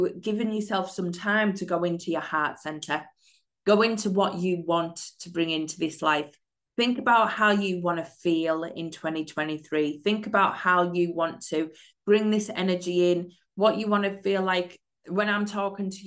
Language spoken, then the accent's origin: English; United Kingdom; I'm a mindset and manifesting coach from the UK